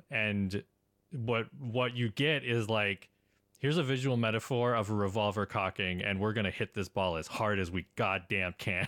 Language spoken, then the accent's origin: English; Portland, Oregon, United States; I'm from Portland